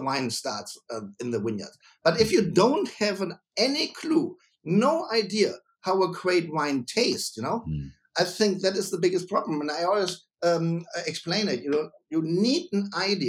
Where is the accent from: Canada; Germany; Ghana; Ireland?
Germany; also born or lived in Mainz; I'm a winemaker from Germany